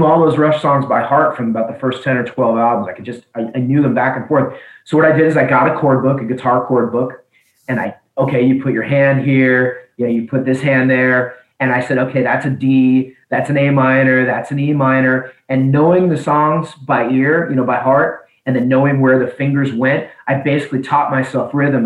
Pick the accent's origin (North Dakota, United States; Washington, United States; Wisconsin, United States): Washington, United States; Seattle; I really grew up in the 80s in Seattle